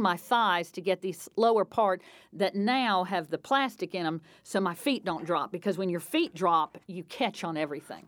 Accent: North Carolina, United States; moved away as an adult; also born or lived in Indiana; where I grew up in North Carolina

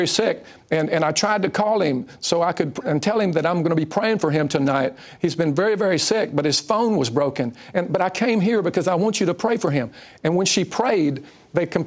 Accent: Richmond, Texas, United States; I grew up in Richmond, Texas

